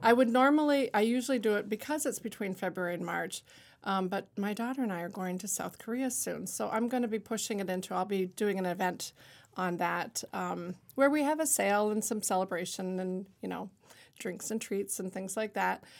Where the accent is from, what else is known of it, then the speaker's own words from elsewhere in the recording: Niagara-on-the-Lake, Ontario, Canada; moved away as an adult; now in Lewiston, United States; growing up in Niagara Lake, as you said in my bio, that I was really influenced by theater with Shaw Festival